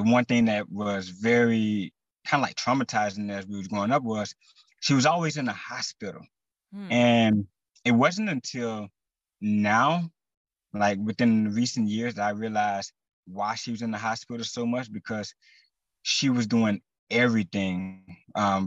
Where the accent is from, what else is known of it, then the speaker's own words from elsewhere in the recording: Texas, United States; I am from Texas